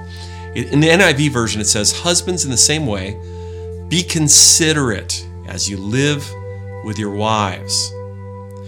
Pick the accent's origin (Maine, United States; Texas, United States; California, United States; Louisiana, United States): Maine, United States; now in Southwest Washington, United States; Part of my life, I grew up in the Northeast and up in Maine.